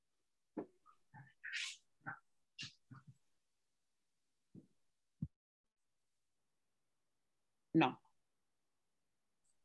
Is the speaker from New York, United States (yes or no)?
yes; New York City, New York, United States; I grew up in Farragut, Fort Greene